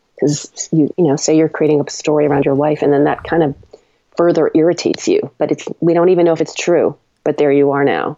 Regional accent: Longmeadow, Massachusetts, United States; grew up in Long Meadow

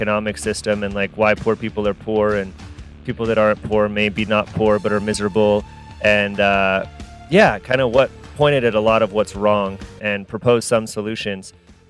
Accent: California, United States; now in Utah, United States; I live in Utah, yes. But I'm from the Bay Area, but I live in Utah.

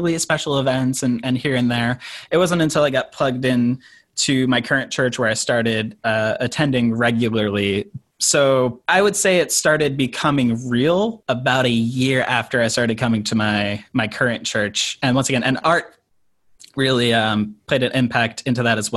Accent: Toms River, New Jersey, United States; So I grew up in Toms River

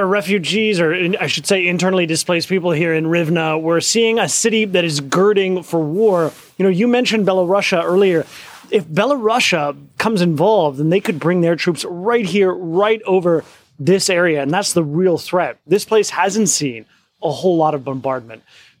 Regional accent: United States; I'm an American

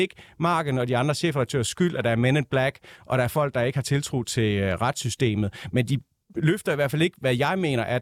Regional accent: West Jutland, Central Denmark Region, Denmark; Og jeg er selv fra Vestjylland.

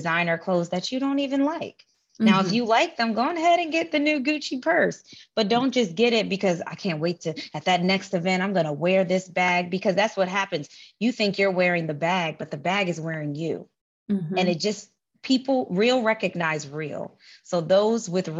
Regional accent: New York City, New York, United States; moved away as an adult; also born or lived in Puerto Rico (family) / Maryland; now in Los Angeles, United States; I'm originally from the Bronx, New York. I currently live in Los Angeles

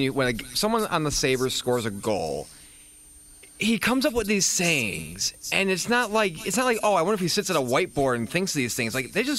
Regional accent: New York, United States; so when I was growing up in New York, I didn't really have a lot of, like, radio guys I've listened to a lot, mostly TV guys

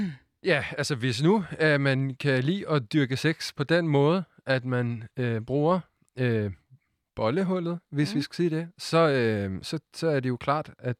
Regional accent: Sweden; Danish is a second language; now in Denmark; jeg er jo svensker

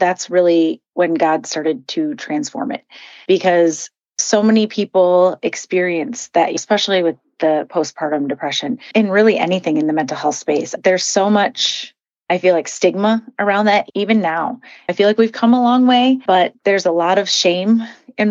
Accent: Midwest, United States; I grew up in the Midwest

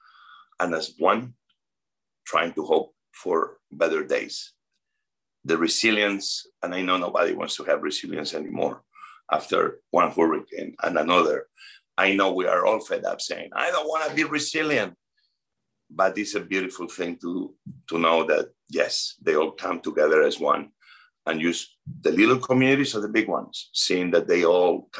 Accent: Spain; moved away as an adult; now in United States; I'm from Spain. I am a proud Spanish American immigrant.

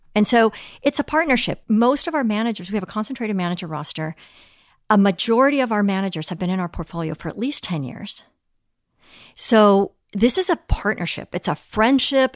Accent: Mexico City, Mexico; also born or lived in Europe; now in United States; growing up in Mexico City

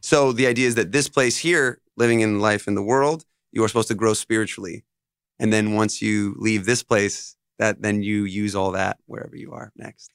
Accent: Monroe, New York, United States; also born or lived in Los Angeles / Nashville; they moved to New York, and that's where I grew up. I grew up here

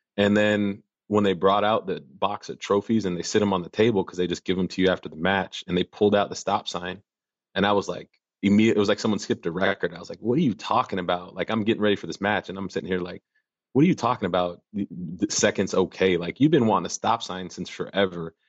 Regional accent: Minnesota, United States; now in Arkansas, United States

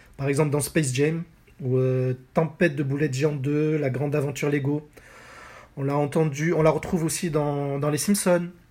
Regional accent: France; chez nous en France en 1993

